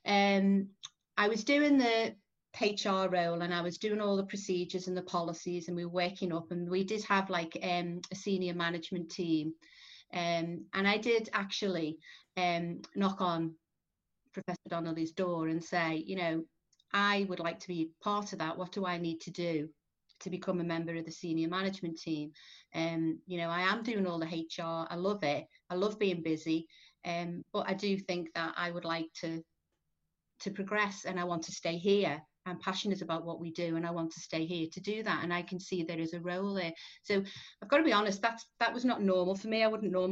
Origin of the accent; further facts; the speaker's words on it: Liverpool, North West England, United Kingdom; Born, bred, still live in Liverpool. Don't know whether you can tell that from my accent